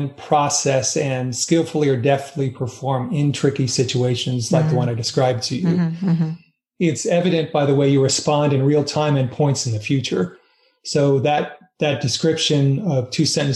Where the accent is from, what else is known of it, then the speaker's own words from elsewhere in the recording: United States; I am an American, but my heritage, like most people, is a blend of nationalities.